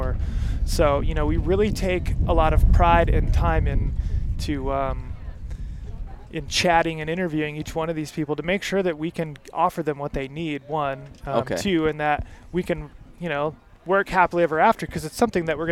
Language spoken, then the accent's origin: English; Michigan, United States; moved away; I grew up in Michigan, so I didn't grow up hunting elk